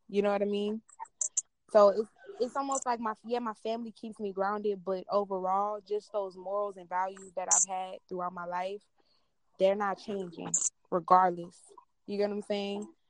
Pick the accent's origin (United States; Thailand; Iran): United States; Houston, Texas; I'm from Houston